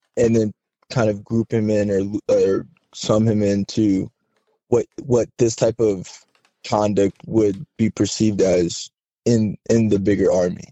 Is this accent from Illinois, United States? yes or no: no; Southern California, United States; moved away as an adult; I grew up in Southern California